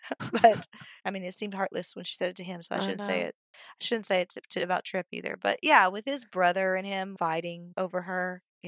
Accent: Oklahoma, United States; I am from Oklahoma

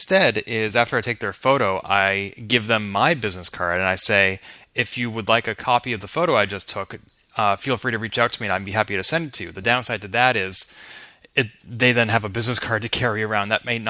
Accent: Boston, Massachusetts, United States; my hometown of Boston

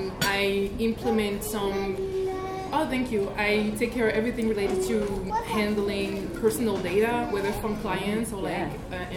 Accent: Guadeloupe; I'm from Guadeloupe.

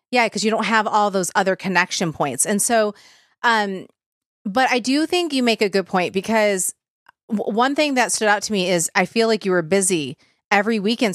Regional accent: Michigan, United States; I'm from Michigan

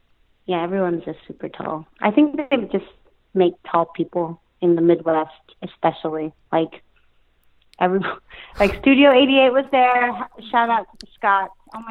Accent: Philippines; I feel like I'm related to him because, you know, we're Filipino.

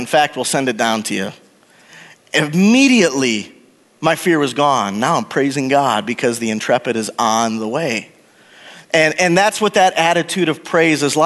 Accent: Wisconsin, United States; moved away as an adult; also born or lived in Oklahoma; I was born and raised in Wisconsin

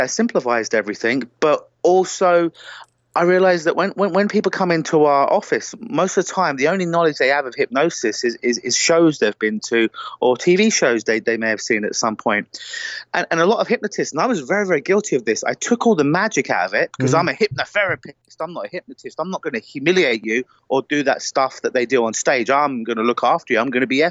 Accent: United Kingdom; accent: British; They love my beautiful British accent.

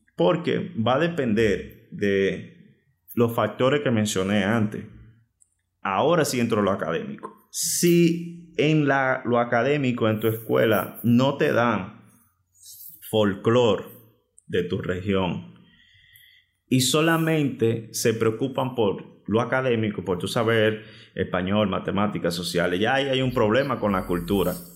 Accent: Dominican Republic; República Dominicana, yo digo que es bendecida porque en el punto geográfico que estamos, aparte de ser envidiado, nos llega de toda clase de música de todo el mundo. Por lo tanto, tuve la dicha de crecer en ese universo enorme de, canciones.

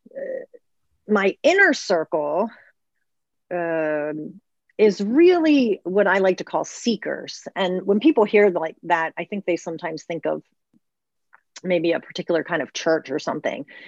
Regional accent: Baltimore, Maryland, United States; I was born and raised in Baltimore in the city.

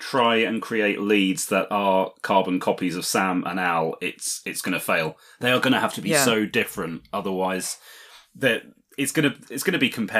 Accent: United Kingdom

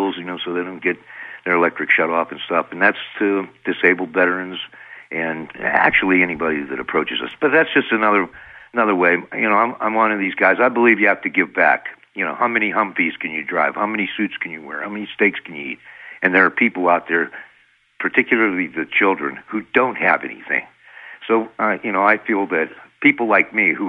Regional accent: United States; I'm American scientists

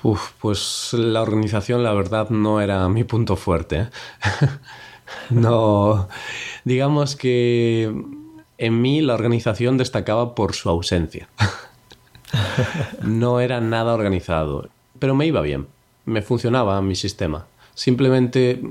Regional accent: Spain; yo soy español

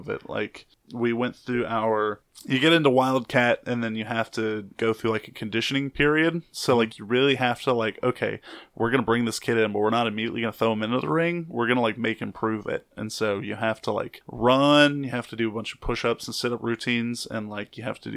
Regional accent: Huntsville, Alabama, United States; moved away as an adult; now in New Orleans, United States; I'm from North Alabama, so like Huntsville

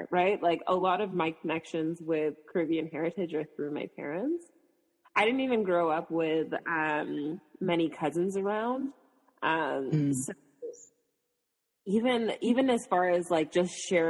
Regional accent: Toronto, Ontario, Canada; I was born in Canada, grew up in the Toronto area for most of my life

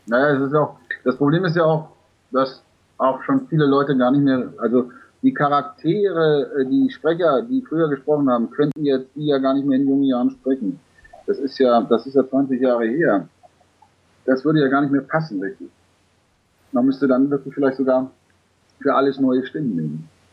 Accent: Germany; wir Deutschen

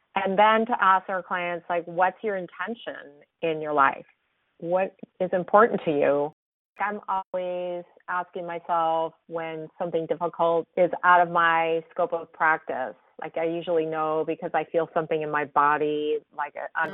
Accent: San Francisco, California, United States; growing up in San Francisco

